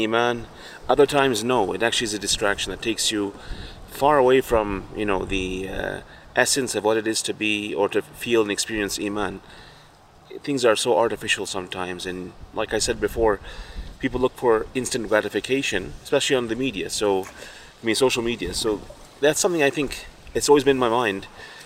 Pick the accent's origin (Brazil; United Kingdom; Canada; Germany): Canada; Fort McMurray, Alberta; Living where we live, you know, I'm from Fort Mac